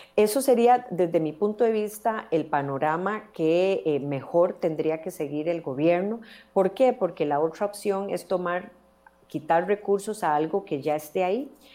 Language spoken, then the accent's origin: Spanish; Costa Rica; como costarricenses